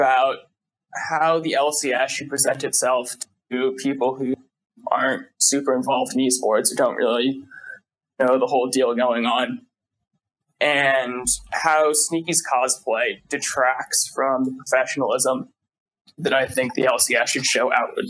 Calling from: Washington, District of Columbia, United States; I'm calling from American University in Washington, D.C.

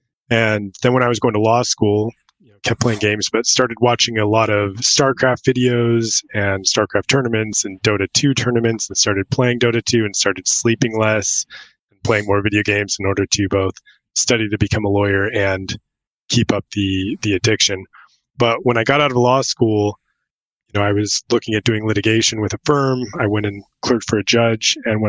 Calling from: Wilmington, North Carolina, United States; So I'm in North Carolina. I'm out on the coast of Wilmington, North Carolina. So right on the Atlantic, about 15 minutes from the beach.

